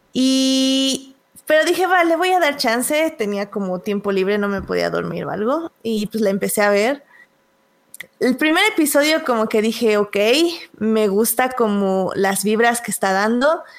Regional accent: Mexico; nosotros como buenos mexicanos

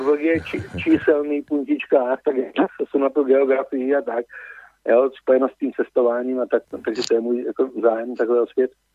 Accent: Moravia, Czechia; jsem z Moravy.

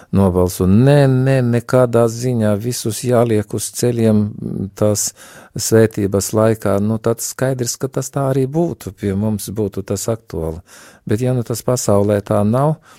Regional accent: Latgale, Latvia; accent: Latgalian; es arī no Latgales, kā jūs jau dzirdat, varbūt pēc manas izrunas var teikt

